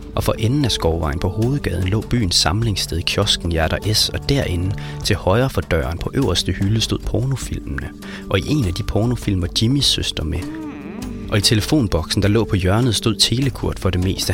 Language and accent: Danish; Brædstrup, Central Denmark Region, Denmark; born or raised there; moved away